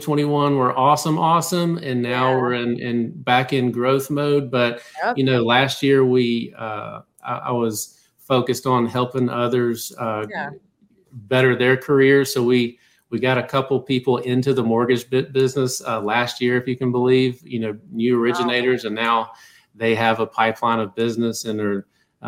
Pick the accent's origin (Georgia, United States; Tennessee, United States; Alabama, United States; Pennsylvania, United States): Georgia, United States; South; moved away as an adult; now in Atlanta, United States; I'm a Georgia guy. I've always lived in Georgia. I'm from South Georgia